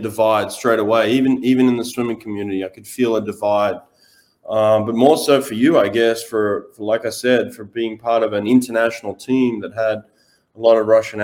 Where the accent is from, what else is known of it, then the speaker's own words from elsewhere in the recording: Australia; I'm Australian